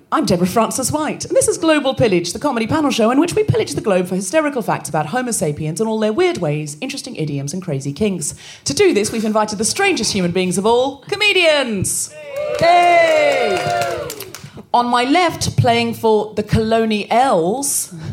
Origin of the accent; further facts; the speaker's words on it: Australia; now in United Kingdom; I am a foreigner in these parts. Um, I am an Australian, uh, but since Brexit, I get to stay because I have a British visa.